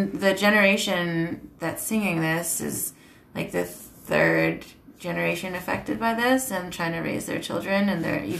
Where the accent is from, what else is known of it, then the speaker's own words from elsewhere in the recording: Canada; I'm Canadian.